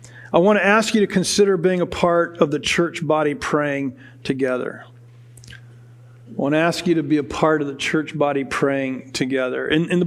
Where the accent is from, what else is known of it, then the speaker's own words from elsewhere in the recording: United States; We as American Western Christians